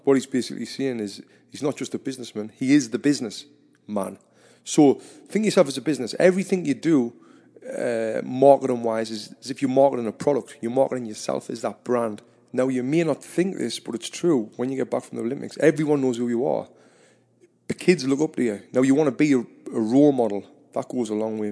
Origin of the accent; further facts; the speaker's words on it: Sunderland, North East England, United Kingdom; I'm from Sunderland